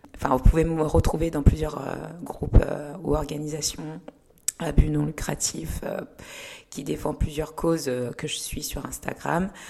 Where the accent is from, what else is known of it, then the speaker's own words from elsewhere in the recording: Lyon, Auvergne-Rhône-Alpes, France; also born or lived in Rwanda / Kenya; je suis née au Rwanda et je suis arrivée en France, j'avais 8 ans, donc euh, deux ans après le génocide euh, en 94. Et j'ai grandi à Lyon jusqu'à ma thèse.